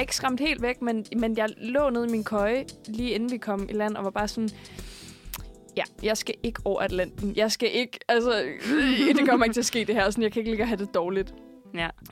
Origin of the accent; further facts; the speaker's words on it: Roskilde, Zealand, Denmark; jeg er fra Roskilde